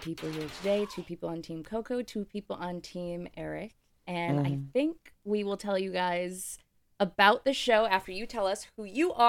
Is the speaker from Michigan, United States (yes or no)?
yes; Michigan, United States; moved away; We grew up in Michigan.